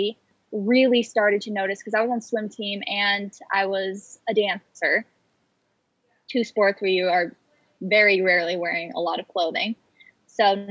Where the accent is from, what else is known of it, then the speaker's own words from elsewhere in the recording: Arizona, United States; moved away as an adult; also born or lived in California / Utah / San Diego; now in Los Angeles, United States; me and my family moved to Arizona. That's where I grew up